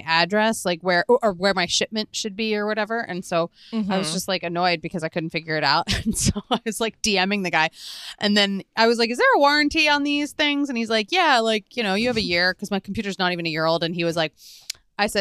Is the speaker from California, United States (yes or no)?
no; Philadelphia, Pennsylvania, United States; moved away; also born or lived in Boston; I had pizza places I loved growing up in Philadelphia